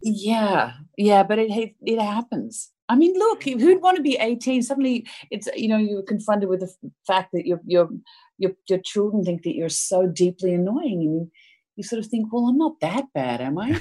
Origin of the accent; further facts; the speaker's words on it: Melbourne, Victoria, Australia; moved away; I grew up in Melbourne